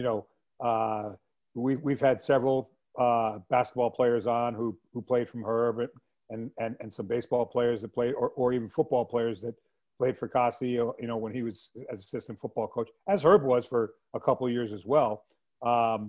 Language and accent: English; Enfield, Connecticut, United States; I grew up in Enfield, you know, 45 minutes from campus, 40 minutes from campus